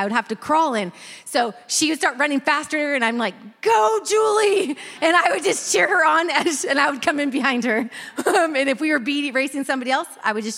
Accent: Northern California, United States; I grew up in Northern California

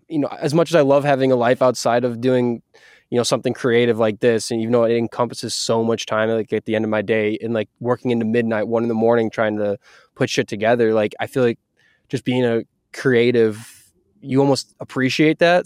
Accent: Wisconsin, United States; now in Seattle, United States; I'm from Wisconsin, I moved to Seattle

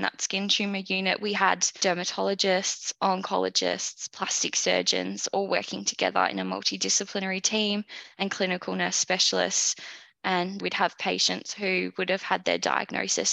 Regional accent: about an hour from Melbourne, Victoria, Australia; also born or lived in London; I grew up about an hour from Melbourne out in the western suburbs with my mum, my dad, and my brother

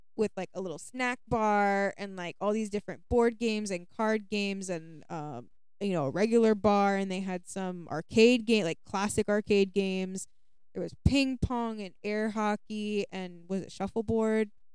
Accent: United States; being an American

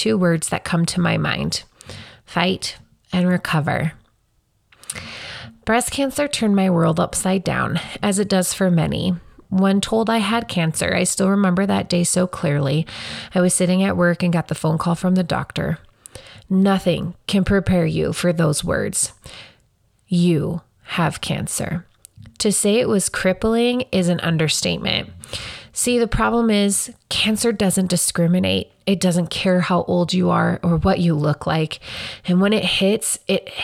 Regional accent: Casper, Wyoming, United States; I grew up right here in Casper. All of my earliest memories are mostly from here

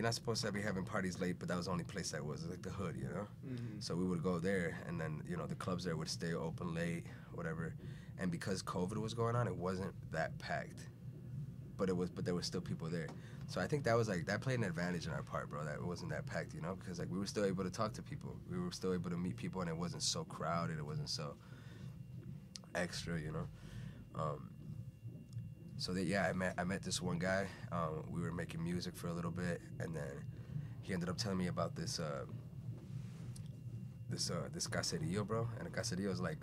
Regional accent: Chicago, Illinois, United States; also born or lived in Venezuela / Puerto Rico; I'm from originally born in Venezuela. I grew up in Chicago

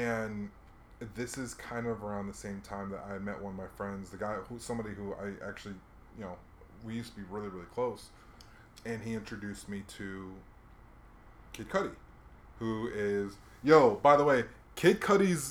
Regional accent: Hawaii, United States; moved away; I grew up in Hawaii, so I didn't really know who I was.

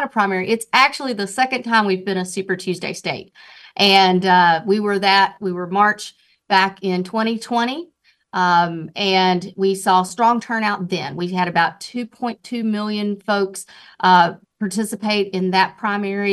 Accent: Duplin County, North Carolina, United States; also born or lived in Wake County, North Carolina; I grew up in Duplin County, so I know rural North Carolina. But now, you know, of course, I'm in Wake County.

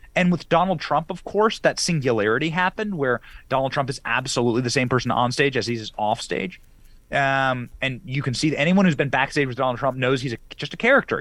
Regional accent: Iowa, United States; I grew up in Iowa

